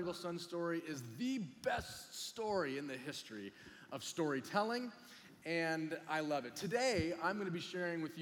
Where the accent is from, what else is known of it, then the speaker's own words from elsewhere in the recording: Huntington Beach, California, United States; we're from Huntington Beach